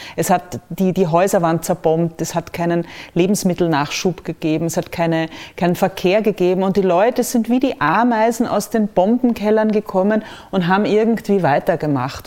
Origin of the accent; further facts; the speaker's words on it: Austria; als Österreicherin